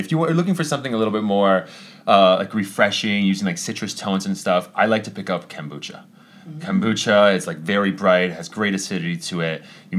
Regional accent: Italy; born there; I was born in Italy for that.

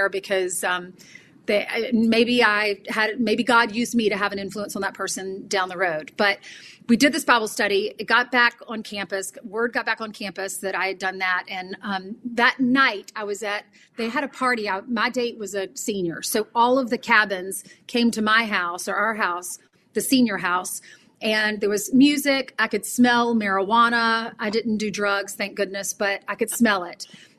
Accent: South Carolina, United States; moved away as an adult; also born or lived in San Antonio, Texas; now in New York, United States; my hometown of South Carolina

